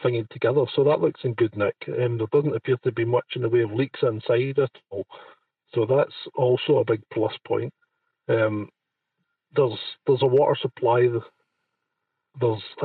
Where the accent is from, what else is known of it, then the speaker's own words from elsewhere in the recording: Scotland, United Kingdom; I'm Scottish